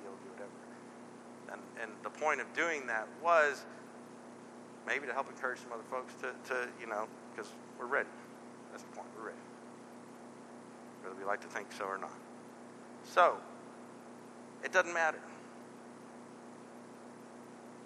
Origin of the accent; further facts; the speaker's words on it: Texas, United States; moved away; This church is the only reason why we stayed in this part of the world. We're both from Texas